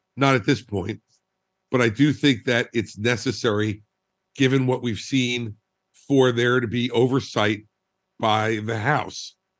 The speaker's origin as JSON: {"language": "English", "region": "New Jersey", "country": "United States", "said": "I'm a Republican from New Jersey"}